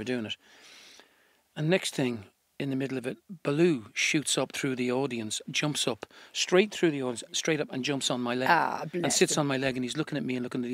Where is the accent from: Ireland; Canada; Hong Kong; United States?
Ireland; being really proud about being Irish